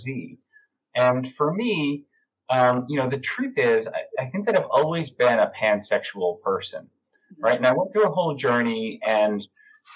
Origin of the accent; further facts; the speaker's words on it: Long Island, New York, United States; now in New York City, United States; I grew up on Long Island and I currently live in New York City where I've lived for over 15 and a half years